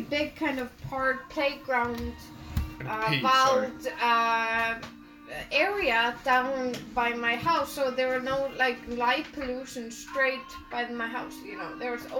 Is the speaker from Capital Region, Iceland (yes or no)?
yes; Mosfellsbær, Capital Region, Iceland; moved away; I grew up in Mosfellsbær, which is a town outside of Reykjavik